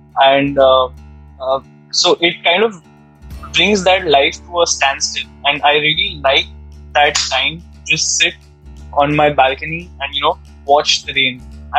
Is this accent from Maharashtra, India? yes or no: yes; Mumbai, Maharashtra, India; Growing up in Mumbai